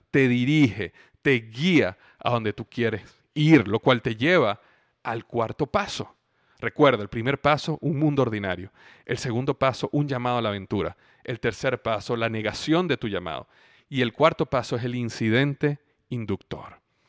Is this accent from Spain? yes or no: no; Venezuela; moved away as an adult; also born or lived in Cincinnati / Florida; clima en Venezuela, donde yo crecí